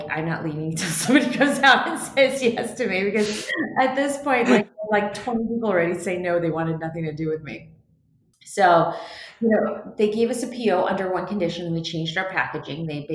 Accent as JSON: {"language": "English", "town": "Seattle", "region": "Washington", "country": "United States", "said": "I'm from Seattle"}